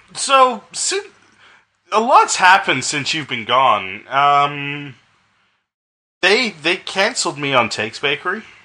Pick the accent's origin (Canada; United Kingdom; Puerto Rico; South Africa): Canada; I'm Canadian